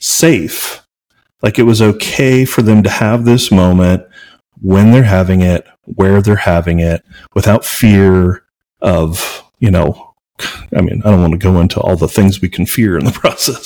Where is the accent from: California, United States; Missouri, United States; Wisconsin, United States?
Missouri, United States; now in Albuquerque, United States; growing up in Missouri, I literally lived in an area where we would get letters in the mail for recruitment for the KKK